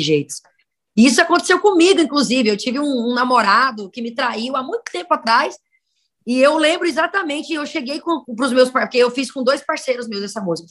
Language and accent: Portuguese; Araguaína, Tocantins, Brazil; moved away; also born or lived in Northeast Brazil; Eu sou criada no estado do Tocantins, tenho uma história em vários lugares, né, inclusive pelo Nordeste